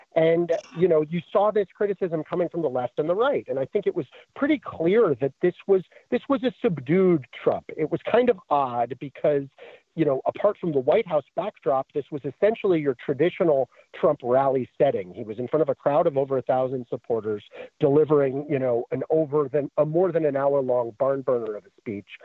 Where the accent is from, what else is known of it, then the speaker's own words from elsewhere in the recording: New York, United States; I grew up in New York in the Giuliani years